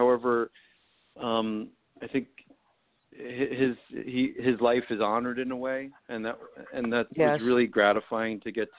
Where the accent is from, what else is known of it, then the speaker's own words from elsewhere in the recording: New Jersey, United States; I'm from New Jersey.